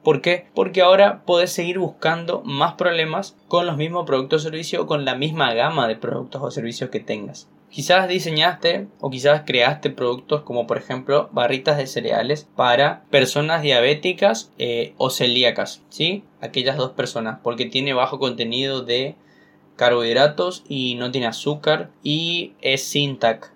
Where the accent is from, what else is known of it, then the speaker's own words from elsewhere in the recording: Corrientes, Argentina; en Corrientes, mi ciudad